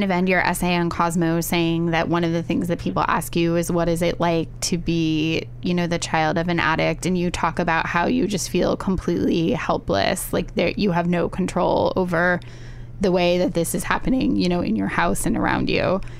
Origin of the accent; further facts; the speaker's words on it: Findlay, Ohio, United States; I am calling from Shelby, Ohio. Uh, I grew up in Ohio. Yeah? Yeah. Northwest Ohio in Findlay.